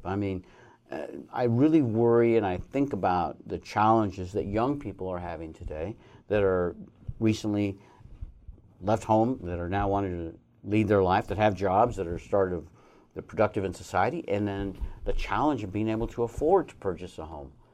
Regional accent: Colorado, United States; moved away as an adult; also born or lived in Arizona; now in Reno, United States; when I was a young man in Colorado, that's my home state

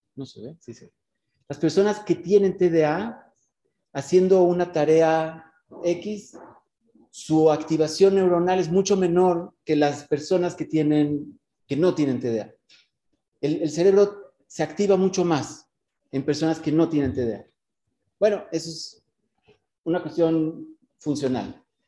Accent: Mexico; moved away as an adult; now in Israel; Yo soy mexicano y me fui hace como 23 años a Israel

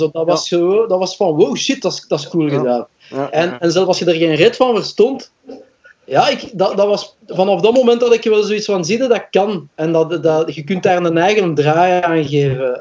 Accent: Belgium; first language Dutch; omdat dat mijn moedertaal is. Als Belg.

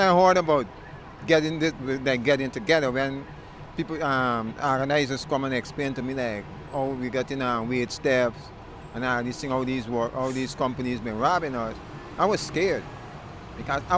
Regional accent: Guyana; now in New York, United States; I come from Guyana. The only English-speaking country in the Caribbean.

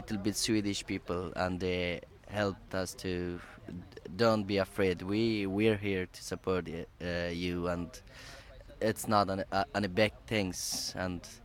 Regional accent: Afghanistan; now in Sweden; I'm from refugees, I'm from Afghanistan, from this place.

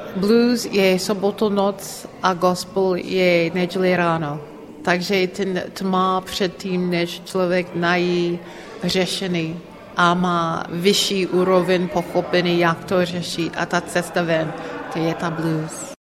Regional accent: Philadelphia, Pennsylvania, United States; Czech is a second language; moved away as an adult; now in Prague, Czech Republic; jsem ze Filadelfie

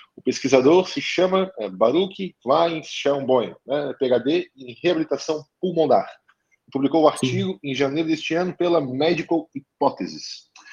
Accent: Florianópolis region, Santa Catarina, Brazil; accent: manezinho; Eu moro em, não moro em Florianópolis, mas sou aqui da região, então sou manezinho, como vocês percebem, nós temos a fala um tanto acelerada

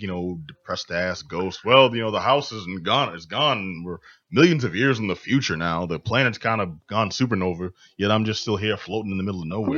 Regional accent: Northeast, United States; we come from the Northeast

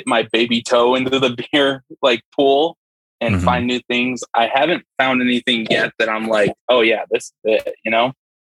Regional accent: Chandler, Arizona, United States; I'm a rapper from Chandler, Arizona

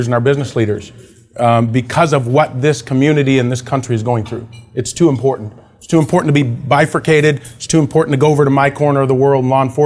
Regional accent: Wisconsin, United States; I grew up in Wisconsin, or Wisconsin, as they say

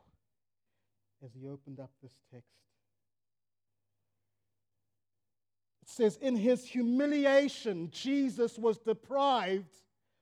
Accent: Zimbabwe; my homeland, Zimbabwe

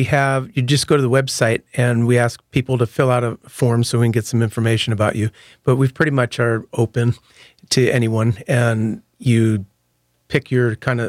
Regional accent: Michigan, United States; now in New Orleans, United States; And me growing up in Michigan, I was in plenty of snowball fights.

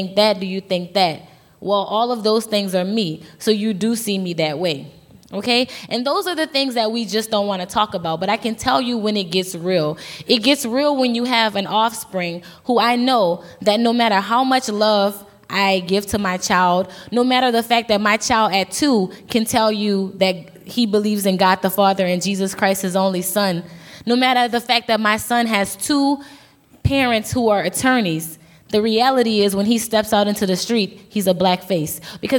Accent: the South, United States; I'm from the South, but I don't even think that it's something that's isolated to the South.

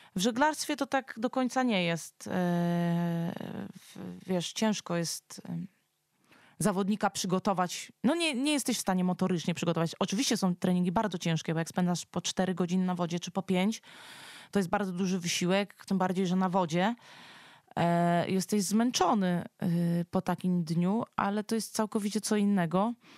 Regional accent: near Warsaw, Masovian Voivodeship, Poland; Ja tutaj jestem stąd. Tutaj są moje korzenie.

